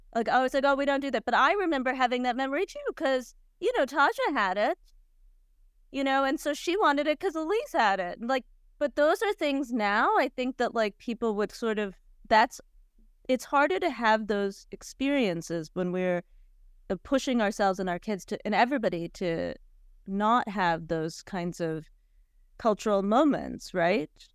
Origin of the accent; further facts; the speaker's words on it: Cleveland, Ohio, United States; I'm from Cleveland